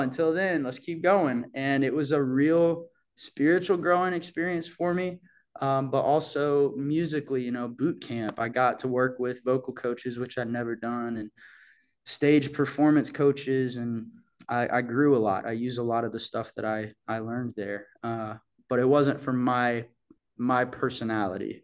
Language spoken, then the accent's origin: English; Bixby, Oklahoma, United States; moved away; that's how I remember my hometown, you know, um, that's what I think about when I, when I think about home is just like this perfect pace of life to grow up